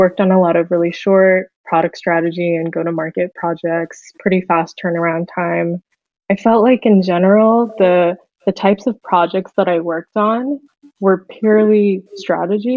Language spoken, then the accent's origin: English; Fremont, California, United States; I'm from the Bay Area. I grew up in Fremont, pretty local